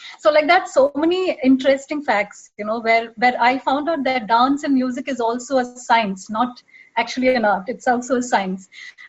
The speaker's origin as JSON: {"language": "English", "region": "Dubai", "country": "United Arab Emirates", "tie": "born or raised there", "also_born_or_lived": "Mumbai", "said": "but actually I was born in Bombay. When I was 1 year old, I shifted to Dubai with my parents and sister."}